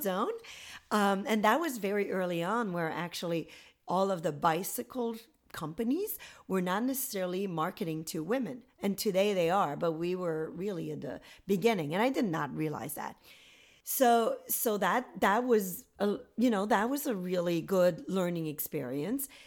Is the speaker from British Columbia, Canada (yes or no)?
no; Gatineau, Quebec, Canada; moved away as an adult; now in United States; I'm from a town called Gatineau near Ottawa, the capital. So a government town